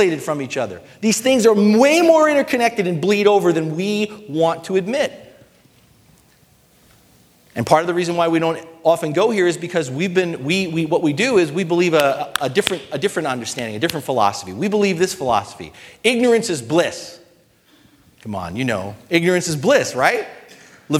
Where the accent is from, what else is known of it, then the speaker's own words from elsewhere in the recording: United States; being an American